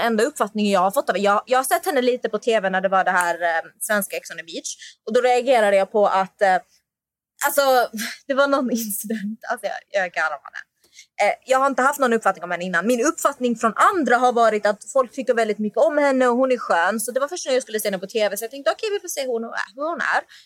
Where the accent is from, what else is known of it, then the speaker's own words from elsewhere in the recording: Malmö, Skåne, Sweden; jag är från Malmö